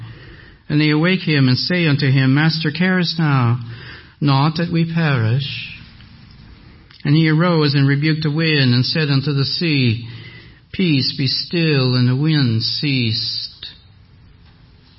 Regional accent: Canada; accent: French; English is a second language; now in Mississauga, Canada; I was an only child of French-speaking parents

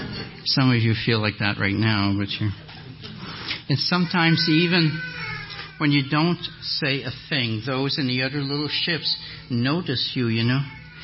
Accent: Canada; Excuse this as a Canadian

